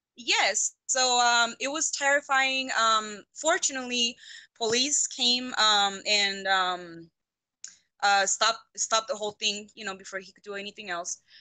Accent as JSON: {"language": "English", "town": "Ciudad Juárez", "region": "Chihuahua", "country": "Mexico", "tie": "born or raised there", "moved": "yes", "lives_now": "Alamogordo, United States", "said": "I grew up in Ciudad Juarez."}